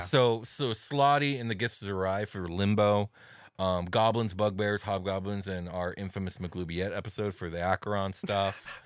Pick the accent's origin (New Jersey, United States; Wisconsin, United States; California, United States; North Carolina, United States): California, United States; Arcadia; the name of the city that I was brought into this world in and the plane of existence of the same name